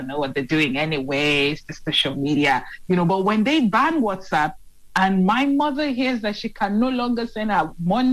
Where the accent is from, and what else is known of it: Nigeria